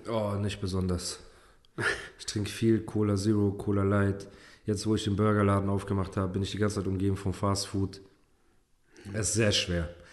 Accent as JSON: {"language": "German", "country": "Germany", "tie": "born or raised there", "first_language": "German", "said": "dass ich hier geboren bin und mit der deutschen Sprache aufgewachsen bin"}